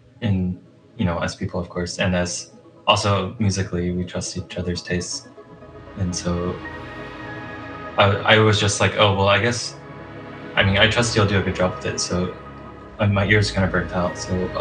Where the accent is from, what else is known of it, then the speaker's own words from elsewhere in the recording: United States; moved away as an adult; now in Taipei, Taiwan; I'm American